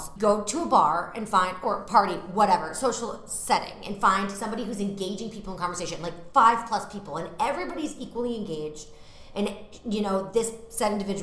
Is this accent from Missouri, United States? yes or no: no; Massachusetts, United States; moved away as an adult; now in New York, United States; I'm from Massachusetts, so when I go home, I live outside of Boston